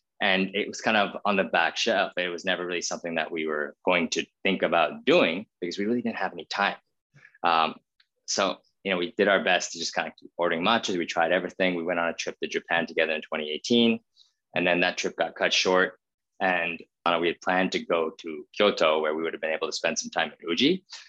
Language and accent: English; India; I grew up in India. My brother was born there. My parents were very nomadic.